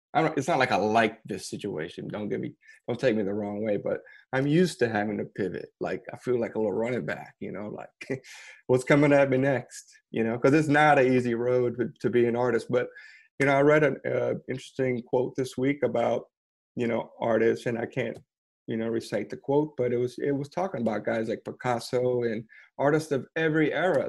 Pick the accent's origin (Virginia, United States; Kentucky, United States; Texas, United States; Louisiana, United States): Louisiana, United States; outside of New Orleans; moved away as an adult; also born or lived in Brooklyn, New York; now in Lafayette, United States; I grew up Cajun, but outside of New Orleans